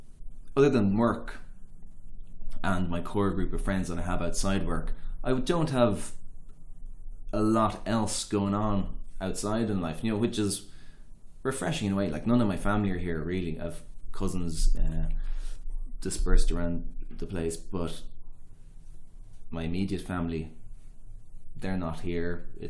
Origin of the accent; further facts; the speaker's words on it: Dublin, Leinster, Ireland; moved away as an adult; now in London, United Kingdom; I don't think I'll ever feel like a Londoner in the way I feel like I'm a Dubliner.